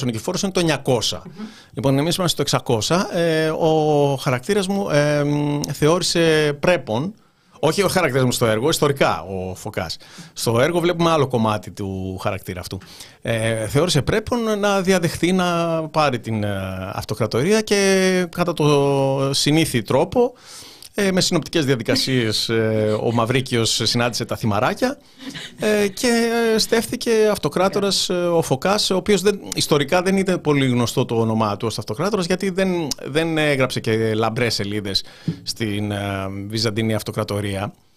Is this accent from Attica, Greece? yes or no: yes; Keratsini, Attica, Greece; μεγάλωσα στον Πειραιά, στο Κερατσίνι